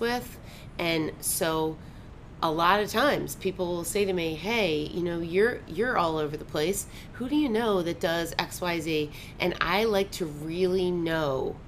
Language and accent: English; Baltimore, Maryland, United States; moved away as an adult; now in Naples, United States; I grew up in Baltimore